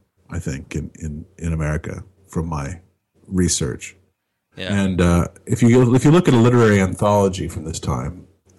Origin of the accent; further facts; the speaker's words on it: Binghamton, New York, United States; born there; I was born in Binghamton in 1951, and now I don't care about nothing.